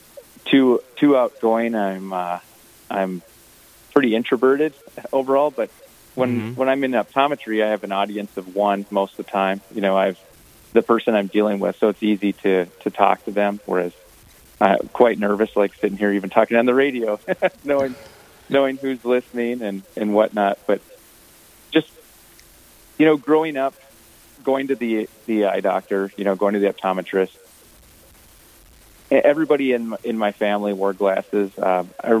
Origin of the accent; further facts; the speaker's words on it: Carlos, Minnesota, United States; I grew up in Carlos, Minnesota, roughly 10 miles north of Alexandria